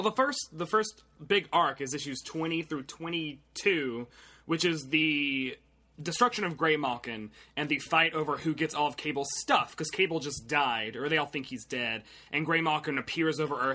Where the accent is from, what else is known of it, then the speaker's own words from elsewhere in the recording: Tennessee, United States; I'm from Tennessee.